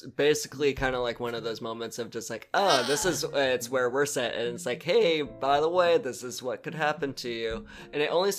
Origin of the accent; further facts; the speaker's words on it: California, United States; because we come from Southern California where it's like, no, it's dry earthquakes and fires